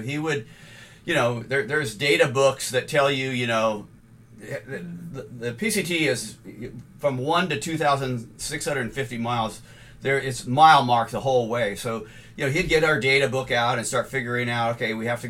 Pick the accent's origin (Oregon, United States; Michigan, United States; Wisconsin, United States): Oregon, United States; well, I'm from Oregon, so I can explain it to you.